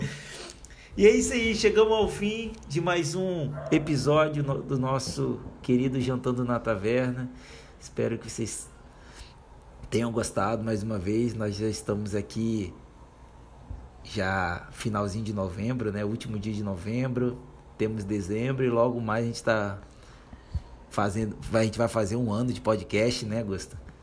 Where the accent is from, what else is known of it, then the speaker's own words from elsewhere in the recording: Brazil; nós somos brasileiras